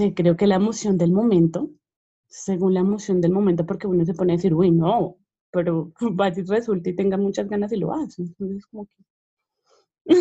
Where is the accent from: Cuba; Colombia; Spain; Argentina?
Colombia; Bogotá; yo soy Rola, pero pues todo el mundo me dice que no parezco Rola